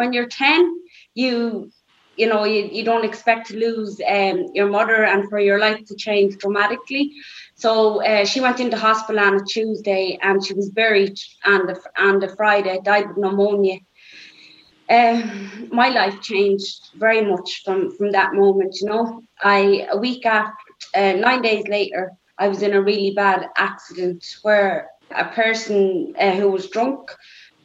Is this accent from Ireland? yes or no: yes; Dublin, Leinster, Ireland; Growing up in Labrie, nobody was ever short of bread or milk.